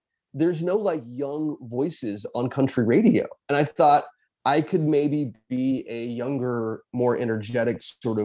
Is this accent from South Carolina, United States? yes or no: yes; Lexington, South Carolina, United States; Lexington High School, where I grew up in South Carolina